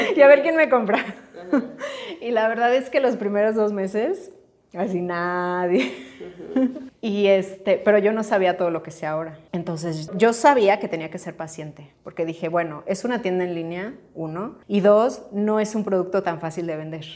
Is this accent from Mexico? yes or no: yes; Pachuca, Hidalgo, Mexico; moved away as an adult; also born or lived in Mexico City; soy de Pachuca. Este, vivía en Pachuca hasta los 18 años